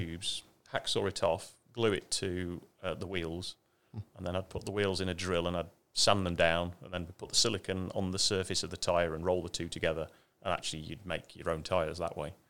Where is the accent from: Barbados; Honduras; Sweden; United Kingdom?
United Kingdom; Ashby-de-la-Zouch, East Midlands; moved away; I come from a little town that we call Ashby